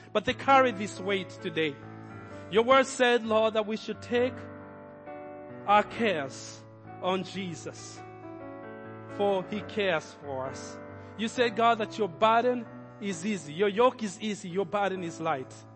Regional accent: Kenya; moved away as an adult; I had already started in Kenya as a young person.

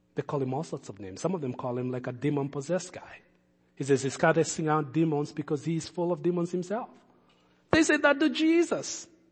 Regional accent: Kenya; moved away as an adult; I had already started in Kenya as a young person.

